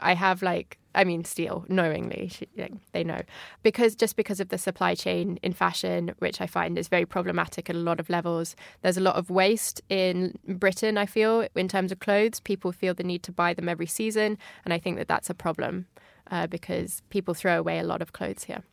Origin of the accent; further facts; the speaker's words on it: Paris, Île-de-France, France; moved away as an adult; also born or lived in Kent, England; now in London, United Kingdom; I moved out of Kent uh, with my family when I was about six and a half. And my family actually moved to France, to Paris